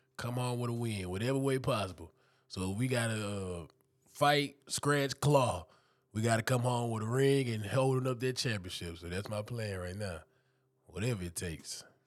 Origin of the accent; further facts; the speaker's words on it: Houston, Texas, United States; also born or lived in Dayton, Texas; now in Memphis, United States; I'm from Houston, Texas, but I'm in the outskirts. I'm in Humboldt, the Tacita area.